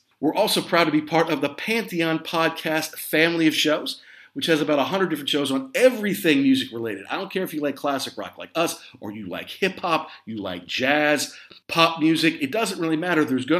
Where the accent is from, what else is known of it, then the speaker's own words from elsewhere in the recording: Midwest, United States; also born or lived in Southeast United States; Now look, I grew up in the Midwest and in the Southeast